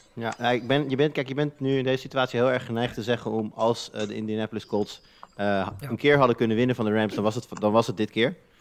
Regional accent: Netherlands; wij als Nederlanders

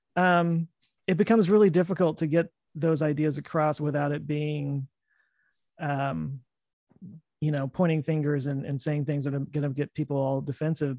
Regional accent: Texas, United States; I live in Texas. I've lived here my whole life.

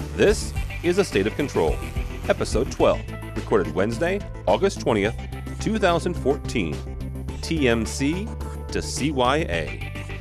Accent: St. Louis, Missouri, United States; I'm from St. Louis

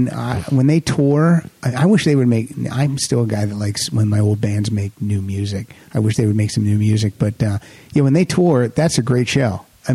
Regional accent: rural Pennsylvania, United States; There's about 5,000 people in our hometown.

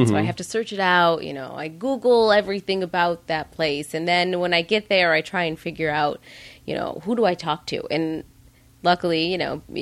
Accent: Midwest, United States; also born or lived in New York; now in Los Angeles, United States; growing up in the Midwest, you know, your house is always open to strangers or friends who visit.

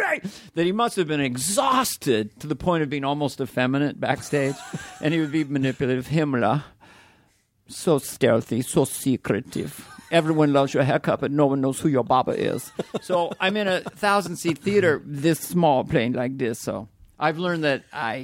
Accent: California, United States; We're from Northern California, so I was sweating the entire time.

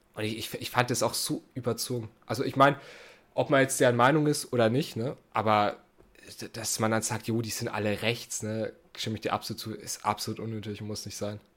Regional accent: Germany; wir Deutschen

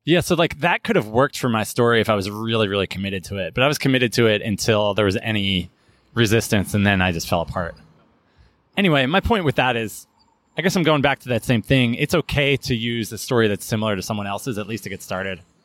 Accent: United States; we're American and somewhere along the lines, the Italian pronunciation got dropped.

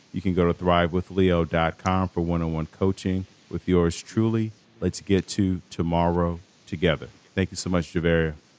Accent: Chicago, Illinois, United States; I'm from Chicago

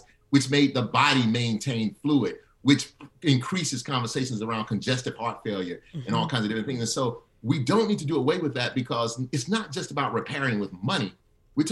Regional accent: Alabama, United States; I grew up in Alabama.

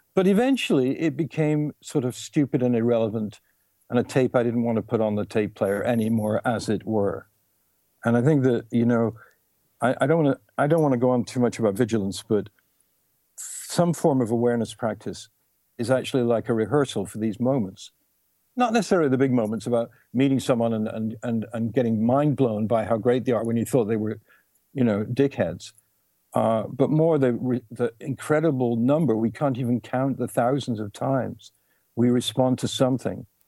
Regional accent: England, United Kingdom; I was born in England

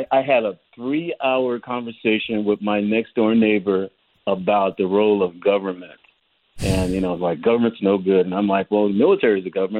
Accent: California, United States; also born or lived in Petersburg, Virginia; now in Texas, United States; raised in California

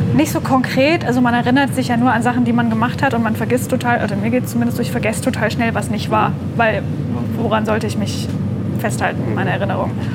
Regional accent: near Stuttgart, Baden-Württemberg, Germany; moved away; also born or lived in Leipzig; ich bin in der Nähe von Stuttgart geboren, habe in Leipzig nur studiert

